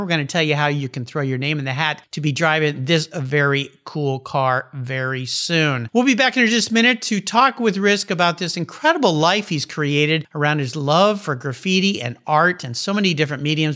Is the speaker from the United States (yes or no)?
yes; La Jolla, California, United States; I grew up down in La Jolla, California